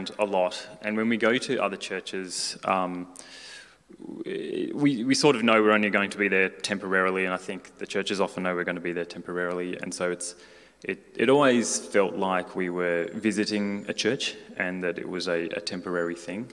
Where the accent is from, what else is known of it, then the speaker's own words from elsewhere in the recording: Australia; moved away as an adult; now in Newcastle, United Kingdom; We're from Australia